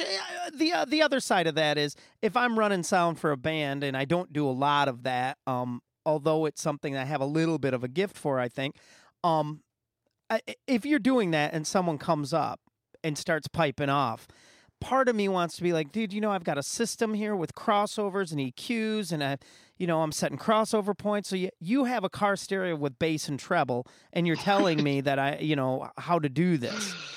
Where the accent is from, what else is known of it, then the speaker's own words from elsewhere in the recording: Muskegon, Michigan, United States; Growing up in Muskegon, we had the Summer Celebration Festival